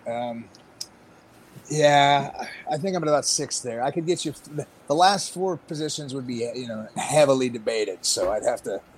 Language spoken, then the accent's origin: English; Pittsburgh, Pennsylvania, United States; I'm from Pittsburgh, which is a historic babyface territory